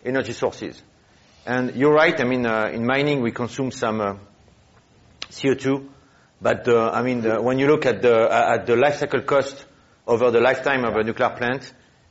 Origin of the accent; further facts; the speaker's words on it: France; now in United States; I was born in France. I wandered around the world.